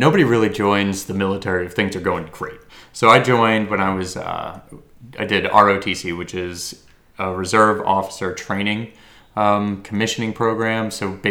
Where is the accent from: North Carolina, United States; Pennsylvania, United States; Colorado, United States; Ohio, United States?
Colorado, United States; Fort Collins; Colorado, Fort Collins, Colorado. So, yeah. If you're unfamiliar, that's by the mountains.